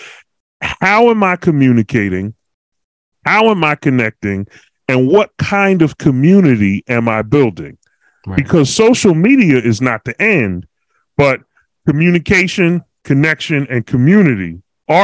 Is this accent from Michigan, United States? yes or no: no; Philadelphia, Pennsylvania, United States; I'm from Philly